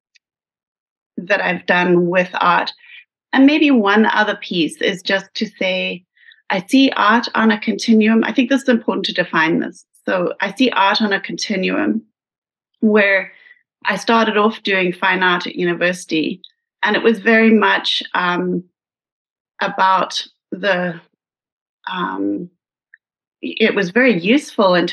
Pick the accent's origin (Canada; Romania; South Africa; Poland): South Africa; moved away; my growing up in South Africa